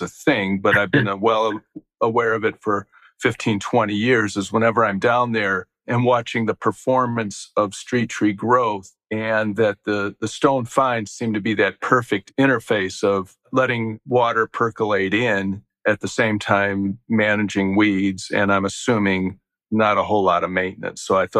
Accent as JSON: {"language": "English", "town": "Chicago", "region": "Illinois", "country": "United States", "moved": "yes", "said": "I'm originally from Chicago"}